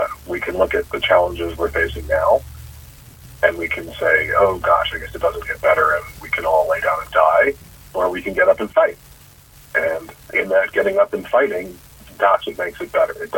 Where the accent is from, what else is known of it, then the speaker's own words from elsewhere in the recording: Chicago, Illinois, United States; moved away; the apartment I grew up in Chicago